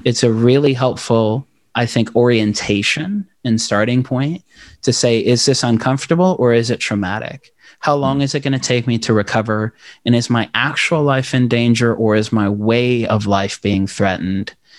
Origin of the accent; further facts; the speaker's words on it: Knoxville, Tennessee, United States; also born or lived in South Africa / Democratic Republic of the Congo / Maryville, Tennessee; My family came over on asylum status from Congo in Zaire in the early nineties to Knoxville, Tennessee